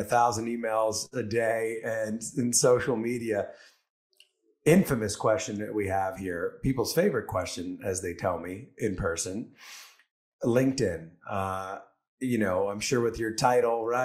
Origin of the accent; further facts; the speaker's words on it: Port Chester, New York, United States; I grew up in Port Chester, New York, right on the border of Connecticut.